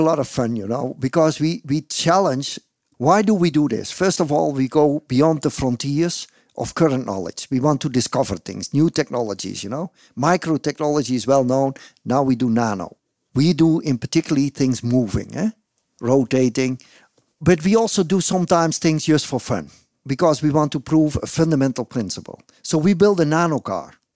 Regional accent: Netherlands; English is a second language; also born or lived in Groningen; I'm from the Netherlands

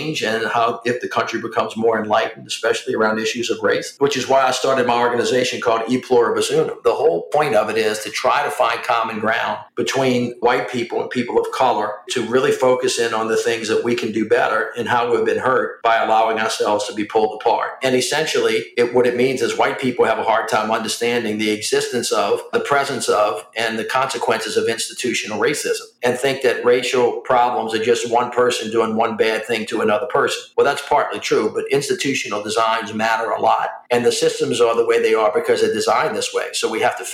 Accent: the South, United States; I'm a Southerner

